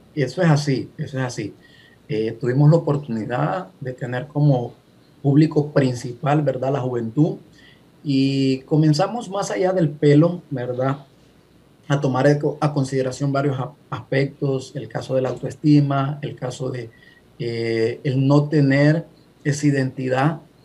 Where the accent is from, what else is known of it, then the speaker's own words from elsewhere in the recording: Honduras; moved away as an adult; now in California, United States; hondureño, ¿verdad? radicando en Estados Unidos, en este caso en California, hace tres años y mis padres eh, son hondureños